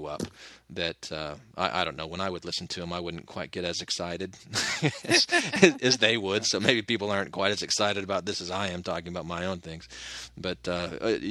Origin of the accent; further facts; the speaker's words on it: Phoenix, Arizona, United States; moved away; also born or lived in Utah; I grew up in Arizona